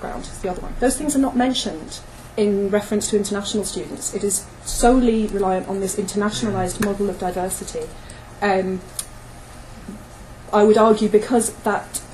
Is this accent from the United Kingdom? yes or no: yes; United Kingdom; I'm British by origin